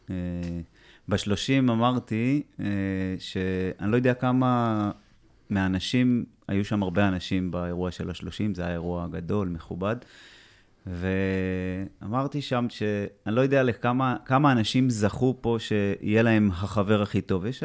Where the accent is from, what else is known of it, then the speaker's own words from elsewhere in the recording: Alon Shvut, Judea and Samaria Area, Israel; גדלתי באלון שבות